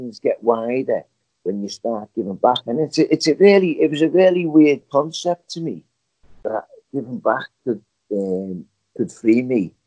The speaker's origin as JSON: {"language": "English", "town": "Liverpool", "region": "North West England", "country": "United Kingdom", "tie": "born or raised there", "moved": "yes", "said": "my hometown of Liverpool."}